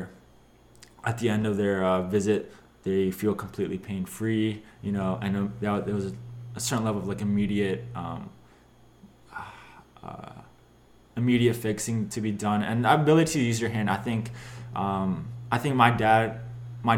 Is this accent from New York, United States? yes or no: no; Philadelphia, Pennsylvania, United States; moved away as an adult; now in Pittsburgh, United States; I'm from Philadelphia